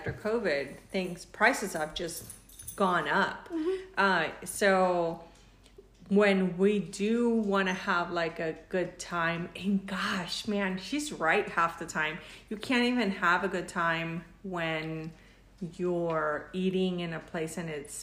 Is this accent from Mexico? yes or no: yes; Mexico; now in United States; I'm Mexican, but I've been living in the United States